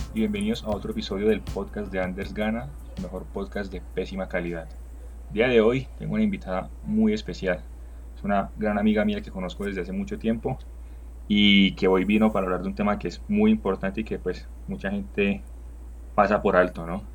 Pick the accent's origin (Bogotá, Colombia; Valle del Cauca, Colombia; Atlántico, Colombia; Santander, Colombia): Santander, Colombia; Barrancabermeja; now in Bogotá, Colombia; ambos venimos de Barranca